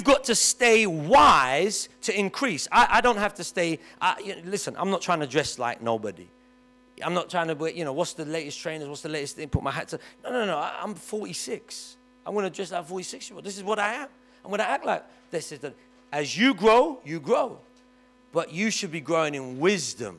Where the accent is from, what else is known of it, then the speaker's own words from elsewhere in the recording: London, United Kingdom; I grew up in Kennington, and all my friends lived in Stockwell or Brixton